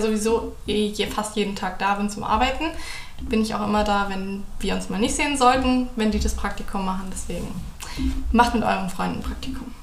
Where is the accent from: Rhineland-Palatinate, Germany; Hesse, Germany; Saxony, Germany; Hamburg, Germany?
Hamburg, Germany; also born or lived in Bonn; now in Cologne, Germany; ich komme auch aus der Nähe von Hamburg